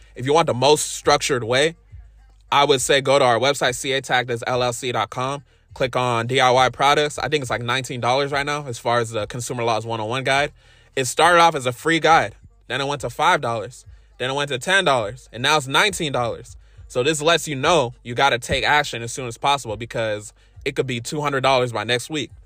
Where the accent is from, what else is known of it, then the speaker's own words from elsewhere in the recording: Inglewood, California, United States; I was born in, uh, Inglewood, California